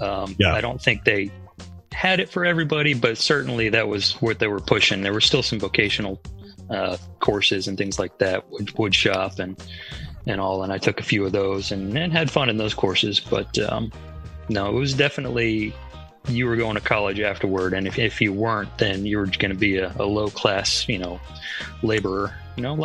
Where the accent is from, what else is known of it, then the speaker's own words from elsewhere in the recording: Atlanta, Georgia, United States; also born or lived in Northern California, United States / Worcester, Massachusetts, United States; I did most of my growing up in Atlanta in the South. So I consider myself from the South